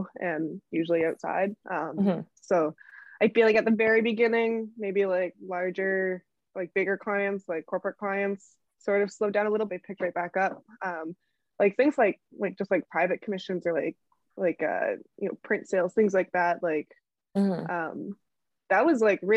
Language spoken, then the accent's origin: English; near Hamilton, Ontario, Canada; now in Toronto, Canada; I grew up right near Hamilton